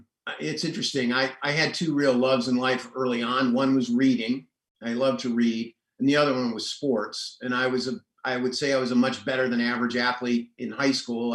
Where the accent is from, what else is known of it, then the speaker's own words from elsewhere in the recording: Detroit, Michigan, United States; I grew up in Detroit, one of the great sports towns in America.